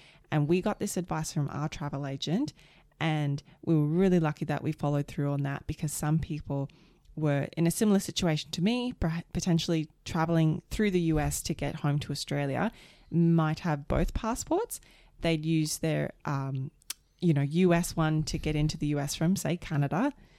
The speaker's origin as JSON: {"language": "English", "country": "United States", "said": "I didn't necessarily need it either because I'm an American."}